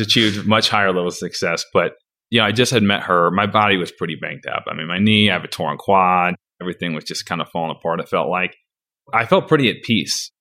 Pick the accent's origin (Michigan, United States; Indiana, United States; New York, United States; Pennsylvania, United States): Michigan, United States; Napoleon; my address was technically Jackson, but I'm from Napoleon